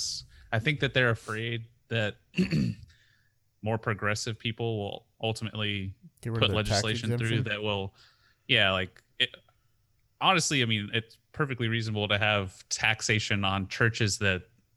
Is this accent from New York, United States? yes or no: no; Houston, Texas, United States; I grew up in Houston